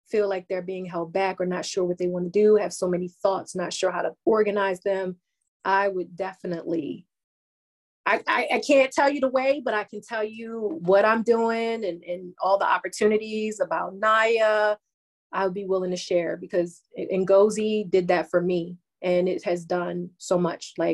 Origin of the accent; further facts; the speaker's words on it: Baltimore, Maryland, United States; moved away; I'm not there anymore. I'm from Baltimore.